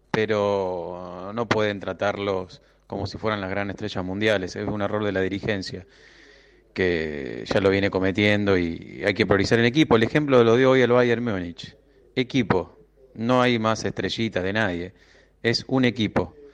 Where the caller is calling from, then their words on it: Liniers, Buenos Aires, Argentina; Soy …, acá de Liniers, socio de San Lorenzo.